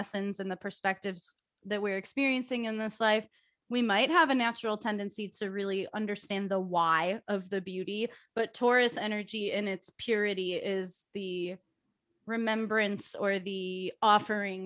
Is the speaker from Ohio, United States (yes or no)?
yes; Ohio, United States; moved away as an adult; also born or lived in Chicago, Illinois; We grew up in Ohio together, so we've both lived in the Midwest together our entire lives